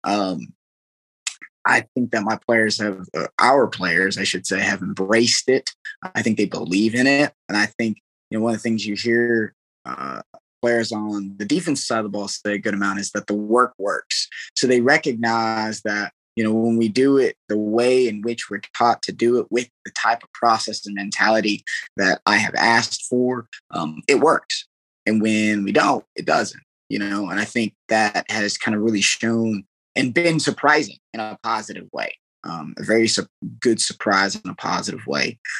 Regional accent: Arizona, United States; also born or lived in Iowa / California / Mississippi; now in Kansas, United States; I'm from Arizona, went to northern Iowa and from northern Iowa into California, California went to Mississippi.

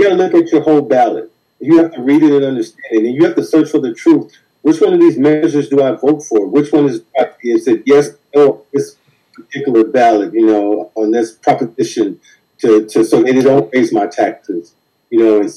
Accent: Compton, California, United States; growing up in Compton

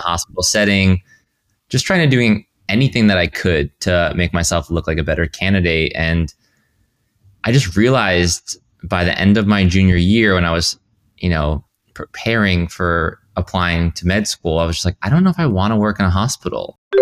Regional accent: Rhode Island, United States; moved away; I grew up in Rhode Island.

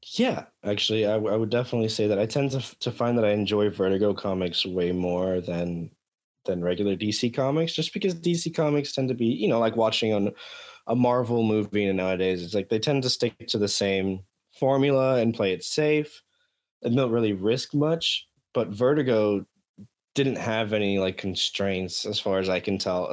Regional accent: Miami, Florida, United States; moved away; born and raised in Miami

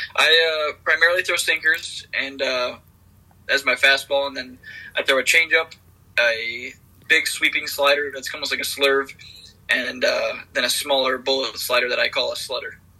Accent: Michigan, United States; I'm from Michigan

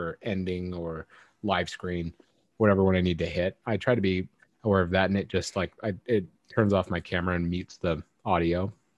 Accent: United States; I'm an American

